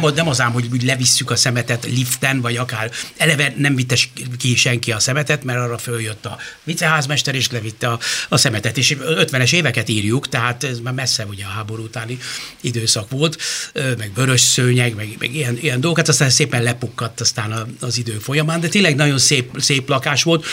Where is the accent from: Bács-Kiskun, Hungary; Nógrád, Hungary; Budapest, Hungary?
Budapest, Hungary; én a, a város szívében nőttem föl az Asztóriánál